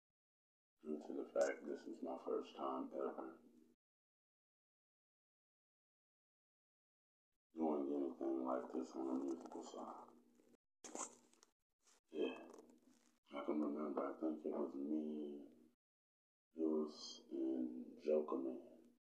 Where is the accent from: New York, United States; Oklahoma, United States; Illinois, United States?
Oklahoma, United States; Oklahoma City; Growing up in Oklahoma City for me was quite the experience